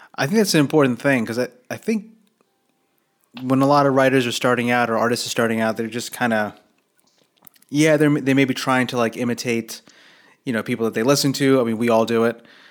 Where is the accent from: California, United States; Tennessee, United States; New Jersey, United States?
New Jersey, United States; I grew up in Jersey. I was like an hour south of of New York